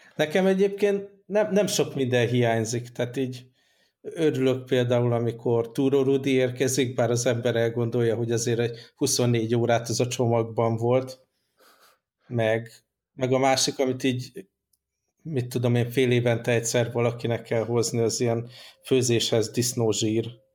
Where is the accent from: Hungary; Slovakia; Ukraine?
Hungary; moved away; amire büszkék vagyunk, mint magyarok